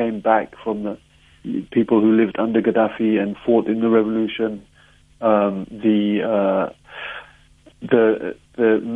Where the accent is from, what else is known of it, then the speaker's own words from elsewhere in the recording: London, United Kingdom; I had more access to my Capetonian side of my life growing up in London than the Libyan side during those days.